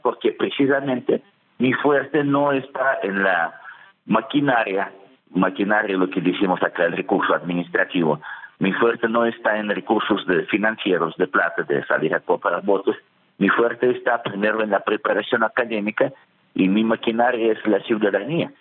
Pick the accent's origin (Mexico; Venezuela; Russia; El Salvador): Russia; Spanish is a second language; moved away as an adult; also born or lived in Germany; now in Tunja, Colombia; yo nací en Rusia, viví mi vida adulta en Alemania